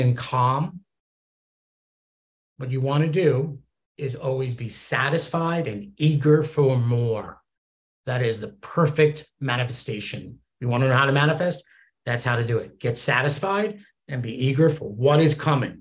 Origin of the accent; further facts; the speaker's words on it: East Coast, United States; I'm from the East Coast